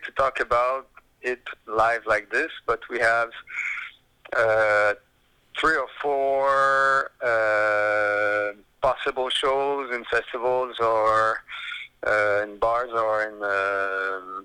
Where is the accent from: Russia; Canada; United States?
Canada; Quebec City, Quebec; Quebec City is my hometown